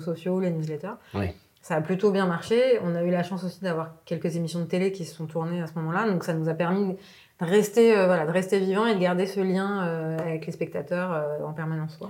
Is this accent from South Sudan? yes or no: no; Lebanon; now in France; je suis née au Liban